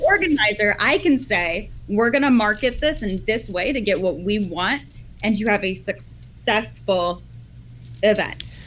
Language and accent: English; Ottawa, Ontario, Canada; I'm from Ottawa